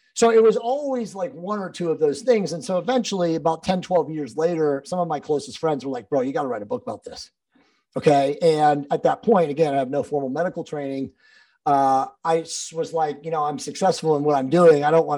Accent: East Coast, United States; I was from the East Coast originally and moved out to the West Coast to get into Hollywood and be an actor

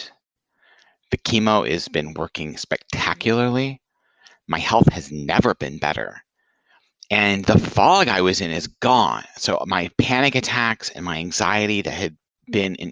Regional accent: Franklin, Tennessee, United States; moved away; my hometown, Franklin, Tennessee

